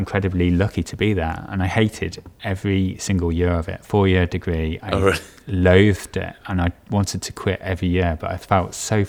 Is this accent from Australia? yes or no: no; Stourport-on-Severn, West Midlands, United Kingdom; No, I grew up in the West Midlands, in a little town called Starport-on-Severn, near Bewdley. No one seems to know Starport-on-Severn, but everyone seems to know Bewdley.